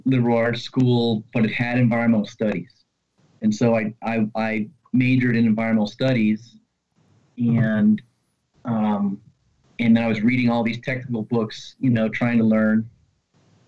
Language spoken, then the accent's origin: English; Virginia, United States; moved away as an adult; now in Washington, D.C., United States; I grew up in Virginia, fished all over